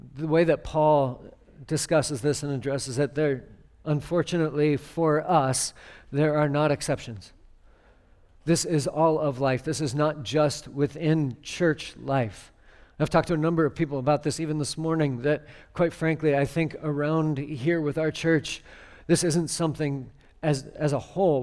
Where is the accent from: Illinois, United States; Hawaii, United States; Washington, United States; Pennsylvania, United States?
Washington, United States; near Seattle; I grew up near Seattle